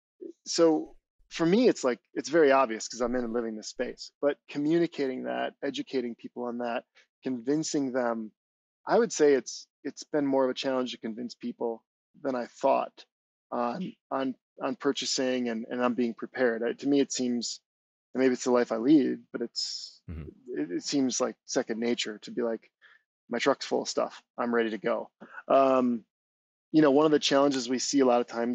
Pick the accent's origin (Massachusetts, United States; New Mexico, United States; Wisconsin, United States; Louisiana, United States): Wisconsin, United States; moved away as an adult; also born or lived in Minneapolis / Southern California; I grew up in Wisconsin